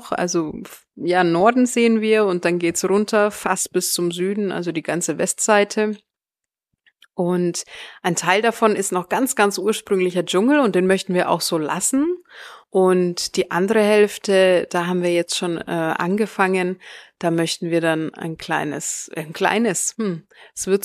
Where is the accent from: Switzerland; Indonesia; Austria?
Indonesia; North Maluku; Meine Familie, die, die leben da auf einer kleinen Insel äh, direkt vor Morotai. Das ist äh, ja mein Heimatdorf.